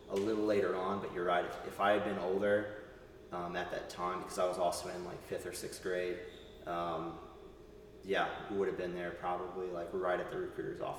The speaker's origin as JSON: {"language": "English", "region": "East Coast", "country": "United States", "tie": "born or raised there", "also_born_or_lived": "Texas / Southern Arizona", "said": "growing up on the East Coast, initially starting my service over there, and then moving my family west. Um, and I've lived in Texas and I've lived in Southern Arizona uh, for a time."}